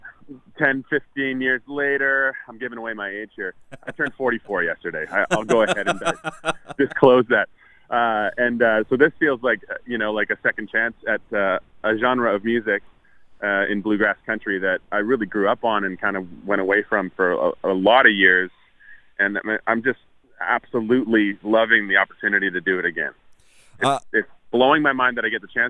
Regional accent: Winnipeg, Manitoba, Canada; I grew up in Winnipeg

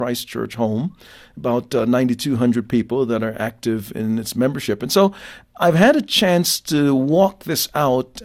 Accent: Jamaica; now in United States; having been born in another country, and that's my context, born in Jamaica

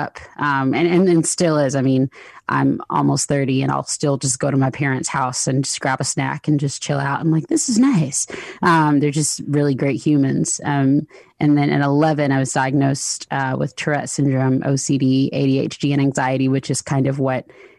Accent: Lithonia, Georgia, United States; I grew up in the Southeast, in the States, in a small town in Georgia. It's called Lathonia.

